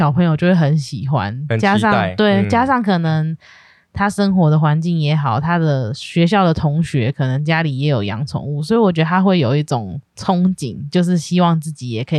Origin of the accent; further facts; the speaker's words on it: Yilan County, Taiwan; moved away; 我们那时候是有有去回去宜兰， 对 我的老家